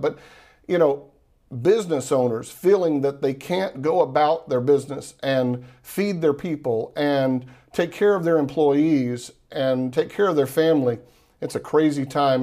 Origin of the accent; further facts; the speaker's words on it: Texas, United States; now in Florida, United States; I'm from Texas. I live in Florida now